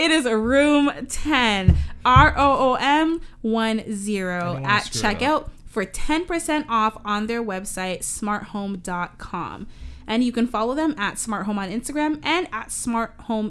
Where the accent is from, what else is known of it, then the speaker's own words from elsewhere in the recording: Canada; we're Canadian